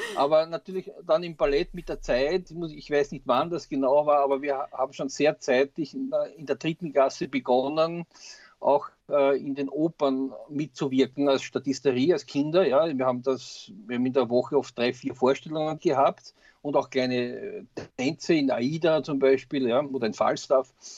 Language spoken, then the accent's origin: German; Austria; bei uns in Österreich